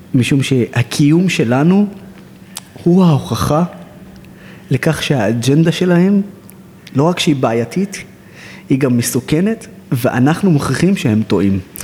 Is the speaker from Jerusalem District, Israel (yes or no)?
no; Nazareth, Northern District, Israel; also born or lived in Haifa; אני נולדתי בעיר חיפה, שזו העיר המעורבת הכי גדולה בארץ, וגדלתי בעיר נצרת, שזו העיר הערבית הכי גדולה בארץ